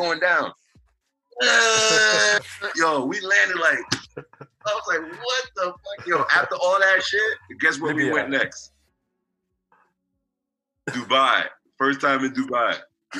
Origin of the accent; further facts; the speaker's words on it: New York City, New York, United States; I'm from Queens